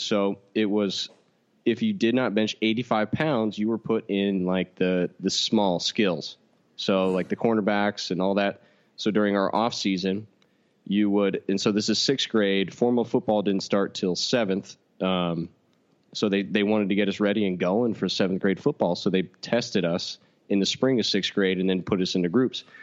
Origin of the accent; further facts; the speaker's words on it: Katy, Texas, United States; I'm from Katy, Texas, in which a small town shuts down every single Friday